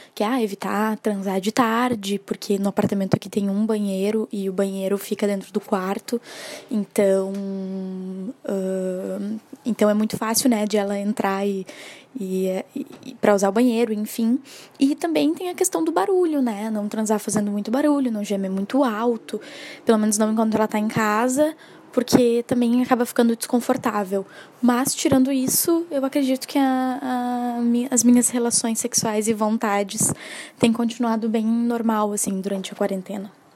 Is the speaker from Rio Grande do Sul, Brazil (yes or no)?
yes; Porto Alegre, Rio Grande do Sul, Brazil; eu tenho 20 anos, sou de Porto Alegre